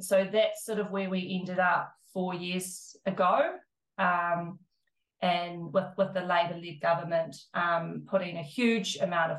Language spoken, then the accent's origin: English; South Island, New Zealand; now in Christchurch, New Zealand; I'm from the South Island